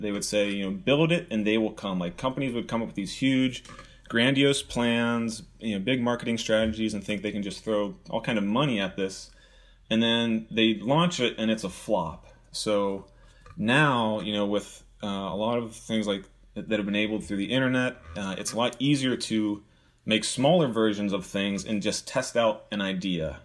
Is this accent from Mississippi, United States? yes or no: no; Pittsburgh, Pennsylvania, United States; moved away; I grew up in Pittsburgh